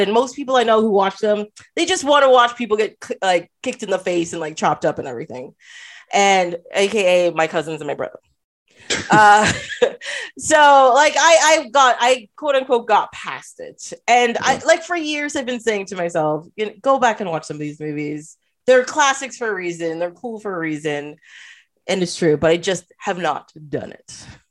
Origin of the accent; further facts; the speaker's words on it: Trinidad & Tobago; moved away; I am from Trinidad